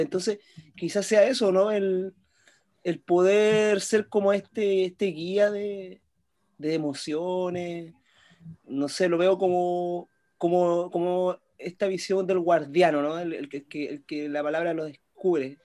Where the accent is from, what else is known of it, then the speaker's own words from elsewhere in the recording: Chile; yo siendo chileno